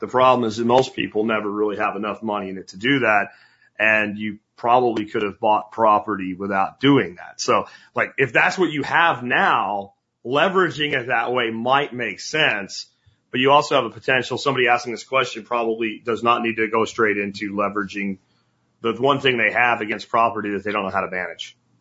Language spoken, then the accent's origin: English; Pennsylvania, United States; moved away as an adult; the little town I grew up in Pennsylvania